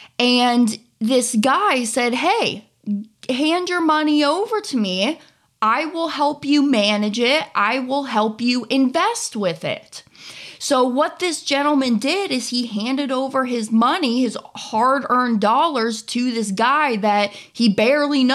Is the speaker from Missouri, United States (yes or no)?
yes; Kansas City, Missouri, United States; moved away; also born or lived in Florida; I grew up in the Kansas City area